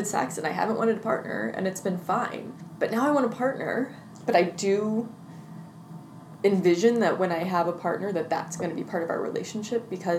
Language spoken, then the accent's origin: English; Midwest, United States; I grew up in the Midwest, in the Presbyterian church